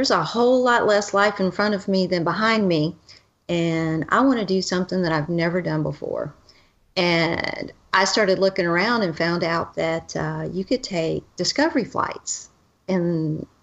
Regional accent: Pensacola, Florida, United States; I grew up in Pensacola, Florida, home of the Blue Angels

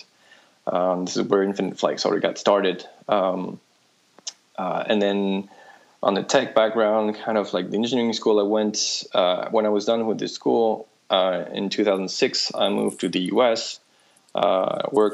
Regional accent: Lyon, Auvergne-Rhône-Alpes, France; moved away; I grew up in France, in Lyon

